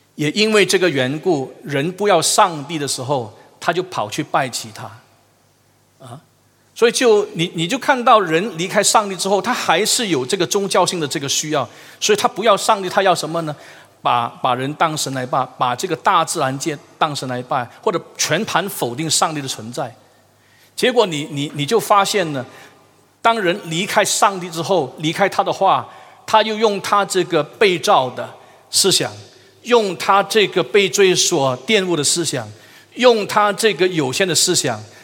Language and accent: Chinese; Malaysia; 我们马来西亚人英语太差了